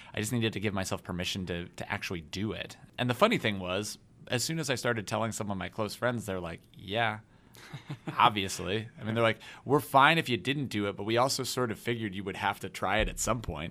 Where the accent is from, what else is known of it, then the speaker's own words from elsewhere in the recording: Denver, Colorado, United States; moved away as an adult; I came to Notre Dame from Denver, Colorado